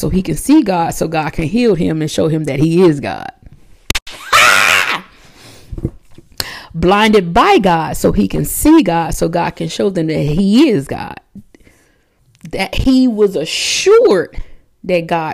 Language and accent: English; United States; I'm American